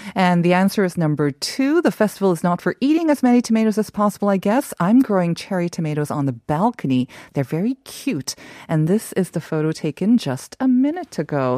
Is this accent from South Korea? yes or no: yes; South Korea; moved away; the ones that I grew up with in Korea